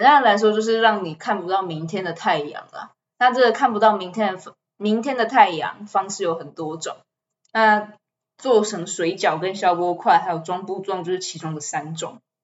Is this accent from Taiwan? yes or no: yes; Taichung, Taiwan; 亲弟跟我都是台中人，所以我们今天这一集就要跟大家介绍台中关于我们出生长大的这个城市